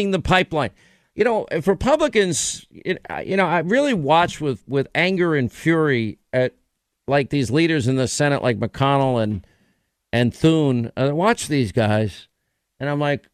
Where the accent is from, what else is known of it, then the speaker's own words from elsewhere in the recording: New York, United States; I'm from New York